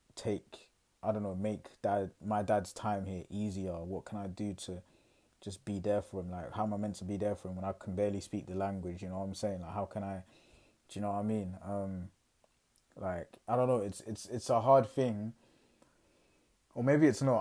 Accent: England, United Kingdom; I'm fresh from England

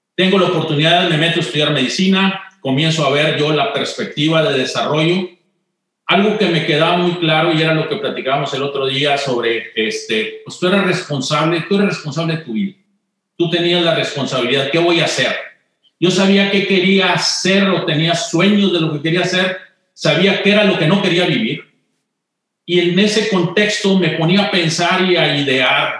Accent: Monterrey, Nuevo León, Mexico; moved away; yo crecí, eh, nací en Monterrey

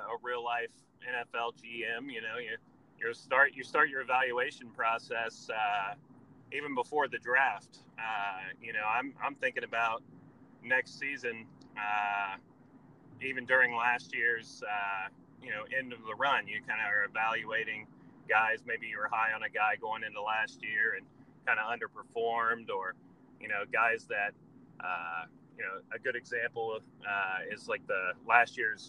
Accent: Columbus, Ohio, United States; moved away as an adult; now in Baltimore, United States; I'm from Columbus, Ohio

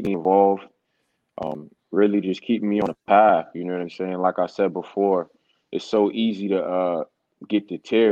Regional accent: Boston, Massachusetts, United States; any kid growing up in Roxbury, you know, Dorchester, Mattapan

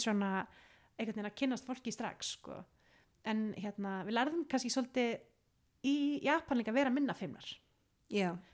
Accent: Iceland; ég er frá Íslandi ég er háskóla lemi

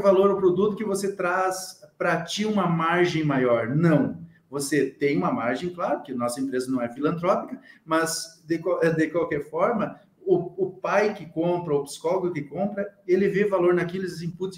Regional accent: Rio Grande do Sul, Brazil; eu sou do Rio Grande do Sul

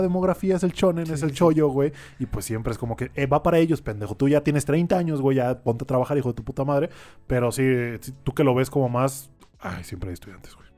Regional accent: Sinaloa, Mexico; de donde yo vengo de Sinaloa, güey, en el rancho, hay un chingo de grillos

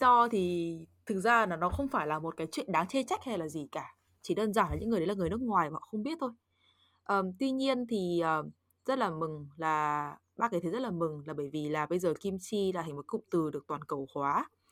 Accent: Northern Vietnam, Vietnam; accent: Northern; first language Vietnamese; moved away; dân Bắc Kỳ nên em chỉ có nói được mỗi giọng Bắc

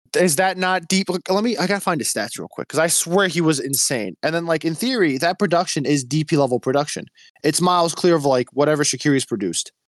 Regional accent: Chicago, Illinois, United States; I grew up in Edgewater.

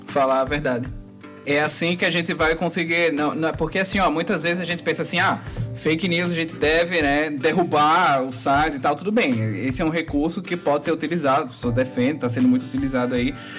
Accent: Northeast Region, Brazil; Eu sou do Nordeste

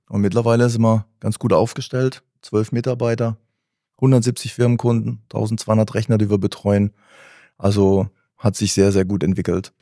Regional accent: Karlsruhe, Baden-Württemberg, Germany; aus Karlsruhe

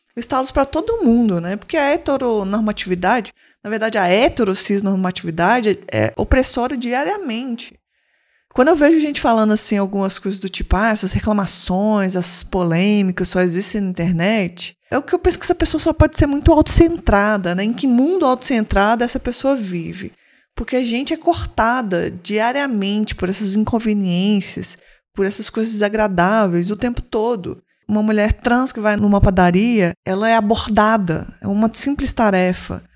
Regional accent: Aracaju, Sergipe, Brazil; eu sou de Aracaju

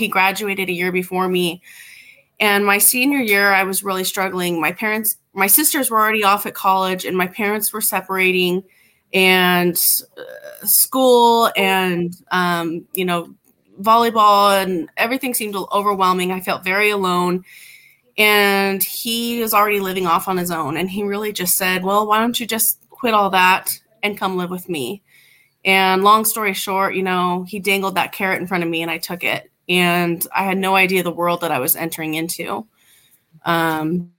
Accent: Southern California, United States; I grew up in Southern California in a good neighborhood

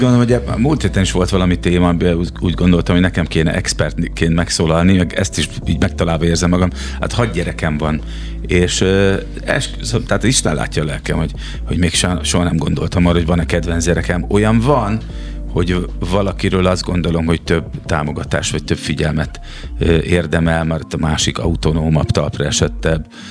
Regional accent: Szeged, Csongrád-Csanád, Hungary; Szegedi vagyok én

